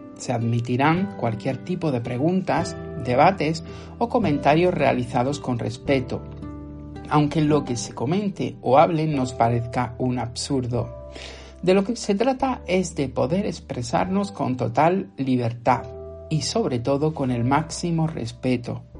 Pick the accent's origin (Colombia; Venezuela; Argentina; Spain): Spain; Motril, Andalusia; mi ciudad natal, Motril